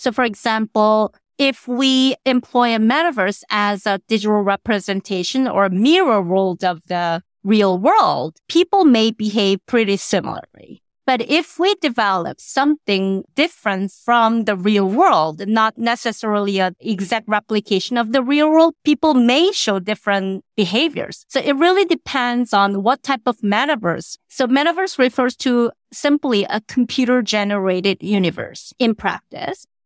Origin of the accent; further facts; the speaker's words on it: South Korea; now in Qatar; I was born and raised in Korea